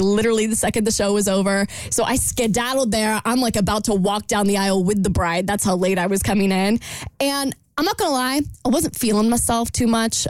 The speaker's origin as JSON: {"language": "English", "town": "Jacksonville", "region": "Florida", "country": "United States", "tie": "born or raised there", "said": "my hometown of Jacksonville"}